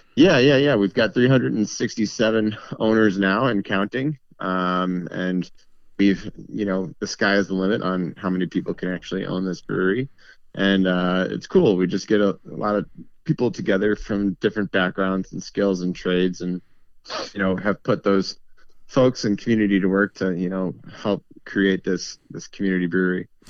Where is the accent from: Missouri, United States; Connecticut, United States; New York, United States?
Missouri, United States; St. Louis; now in Milwaukee, United States; I'm not from Milwaukee originally. I'm actually from Saint Louis, Missouri.